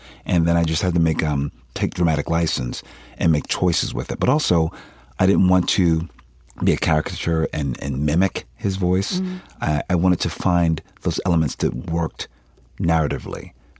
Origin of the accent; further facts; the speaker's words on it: Philadelphia, Pennsylvania, United States; I'm from Philadelphia. We don't sound like that.